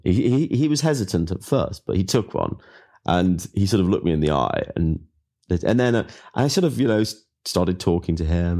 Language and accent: English; England, United Kingdom; I'm from England